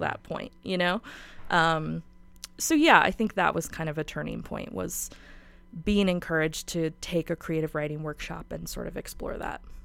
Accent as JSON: {"language": "English", "town": "Spokane", "region": "Washington", "country": "United States", "said": "I'm from Spokane and I love Spokane so much"}